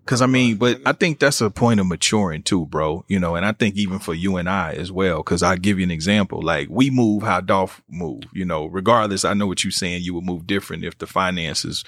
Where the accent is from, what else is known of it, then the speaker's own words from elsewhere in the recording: Kansas City, Missouri, United States; moved away; I'm from Kansas City, being from Kansas City, Missouri